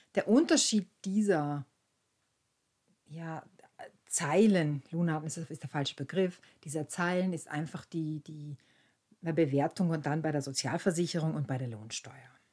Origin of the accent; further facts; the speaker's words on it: Austria; bei uns in Österreich